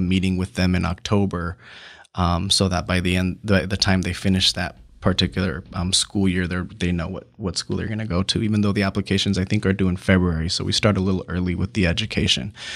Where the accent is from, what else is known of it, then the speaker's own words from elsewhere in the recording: San Diego, California, United States; I grew up in City Heights in a single parent home